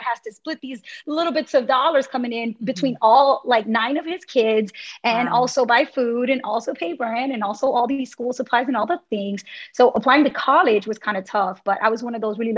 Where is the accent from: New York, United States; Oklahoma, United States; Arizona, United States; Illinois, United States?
New York, United States; New York City; I was born and raised in Brooklyn in a neighborhood called Bushwick